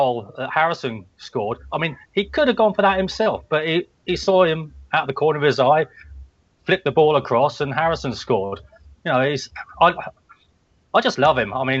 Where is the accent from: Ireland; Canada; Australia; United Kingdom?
United Kingdom; England; I'm English, so I kind of support England